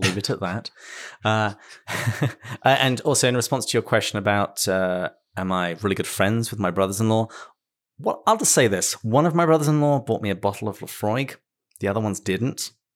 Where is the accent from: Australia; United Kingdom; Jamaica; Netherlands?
United Kingdom; England; moved away; my home country, uh, in the United Kingdom